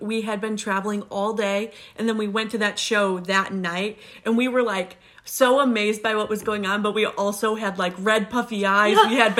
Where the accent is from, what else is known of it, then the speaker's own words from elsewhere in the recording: Chicago, Illinois, United States; But I'm also from the Chicagoland area